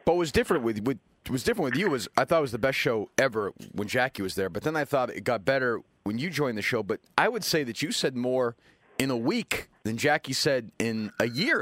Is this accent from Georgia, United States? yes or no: no; Massachusetts, United States; Now I come from Massachusetts